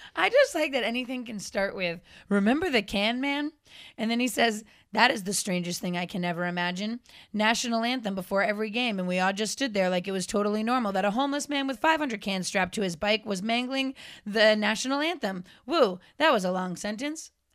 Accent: Framingham, Massachusetts, United States; moved away; I grew up in Framingham

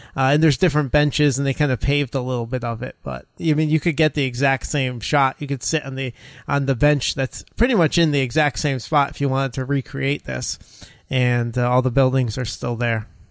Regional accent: United States; Us as Americans

